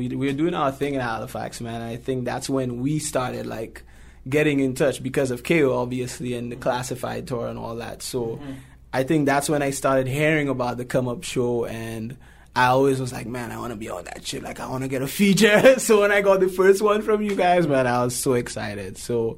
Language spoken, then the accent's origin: English; St. Lucia; now in Toronto, Canada; I'm from St. Lucia